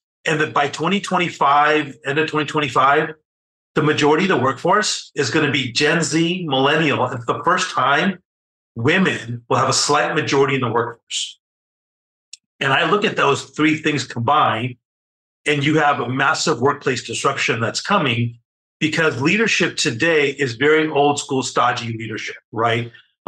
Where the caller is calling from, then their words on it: Newport Beach, California, United States; So I'm in Southern California. So I'm about 35 miles south of Los Angeles in an area called Newport Beach.